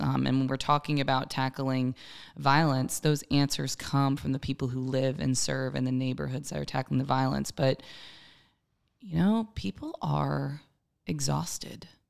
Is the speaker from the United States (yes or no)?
yes; Maryland, United States; now in Columbia, United States; I was born and raised in Maryland, but Columbia has certainly been my home